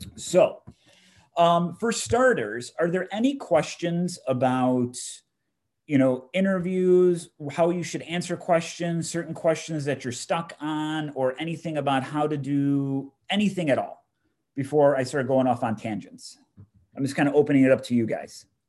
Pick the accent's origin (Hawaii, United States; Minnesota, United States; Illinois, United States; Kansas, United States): Illinois, United States; Chicago; born and raised in Chicago